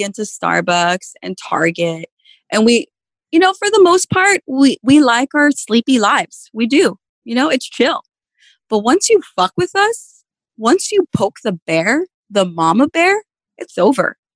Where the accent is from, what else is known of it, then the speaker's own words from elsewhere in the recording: Mexico; I'm brown, right? I'm Mexican.